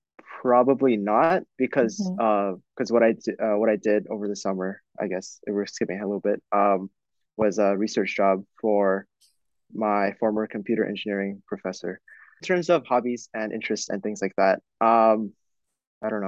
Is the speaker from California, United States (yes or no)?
yes; Southern California, United States; I'm from Southern California